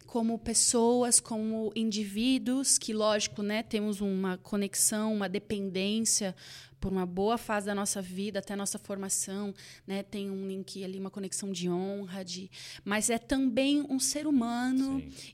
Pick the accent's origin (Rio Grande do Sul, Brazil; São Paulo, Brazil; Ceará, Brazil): São Paulo, Brazil; Campinas; now in Dallas, United States; E nós estávamos ali em Campinas, onde, é, da onde eu sou